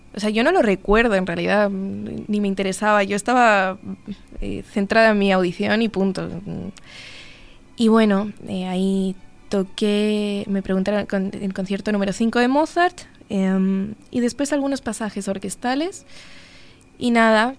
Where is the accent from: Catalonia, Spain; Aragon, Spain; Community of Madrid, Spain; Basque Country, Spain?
Community of Madrid, Spain; Madrid; moved away as an adult; now in Uruguay; nací en Madrid en 1995 o sea, tengo 26 años